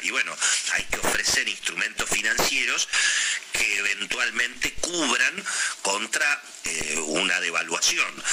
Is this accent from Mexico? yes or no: no; Argentina; somos los argentinos